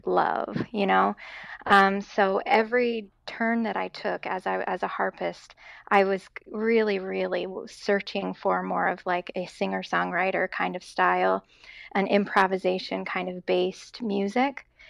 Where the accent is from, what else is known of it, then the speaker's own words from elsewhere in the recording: Boise, Idaho, United States; moved away as an adult; also born or lived in Seattle / Boston; now in West Lafayette, United States; born and raised in Boise, Idaho